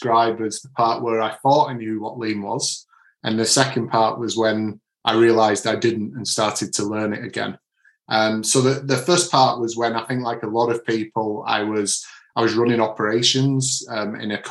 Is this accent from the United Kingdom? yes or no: yes; Manchester, North West England, United Kingdom; now in Bury St Edmunds, United Kingdom; So I'm from the Manchester area, but it's an accent that's followed me around wherever I've lived